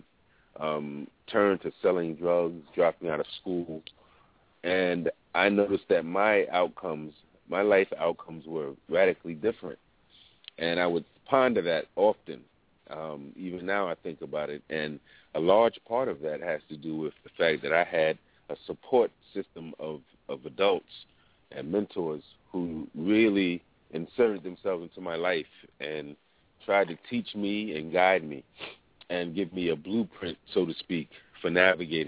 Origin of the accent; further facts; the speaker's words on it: New York City, New York, United States; the time period in which I grew up in Harlem